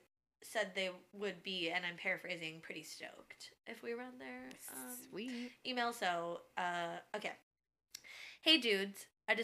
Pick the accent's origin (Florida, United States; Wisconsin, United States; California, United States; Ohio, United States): Ohio, United States; Columbus; an amusement park about 2.5 hours north of Columbus, Ohio, which is my hometown. Shout out to the Columbus, Ohio people.